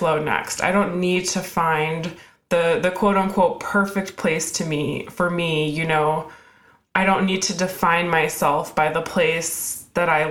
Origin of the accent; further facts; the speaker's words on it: Alaska, United States; now in Seattle, United States; I grew up in Alaska